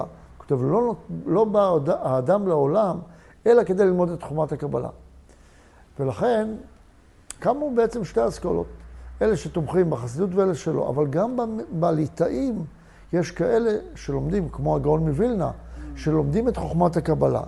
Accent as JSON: {"language": "Hebrew", "area": "Tel Aviv area", "region": "Tel Aviv District", "country": "Israel", "tie": "born or raised there", "also_born_or_lived": "Beit She'an", "said": "עברנו מבית שאן, ששם היו קטיושות, לגור באזור תל אביב"}